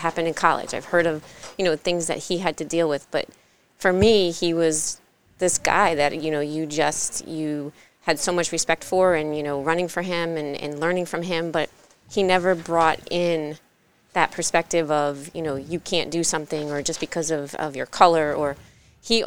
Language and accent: English; New Hampshire, United States; moved away; also born or lived in New Haven, Connecticut; I was born in New Haven, moved to New Hampshire, spent majority of my life there